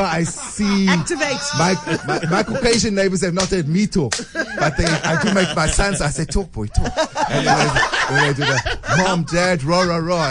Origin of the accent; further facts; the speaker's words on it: Cape Town, Western Cape, South Africa; also born or lived in Constantia; I grew up in Grassy Park